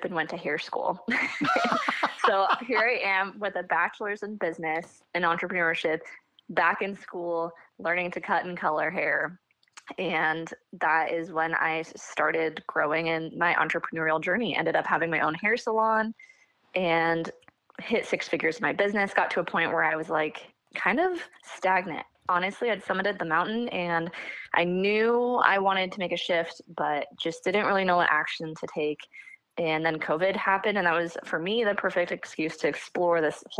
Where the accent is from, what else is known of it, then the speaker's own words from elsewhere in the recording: Seattle, Washington, United States; I grew up near Seattle, Washington. I still live in Washington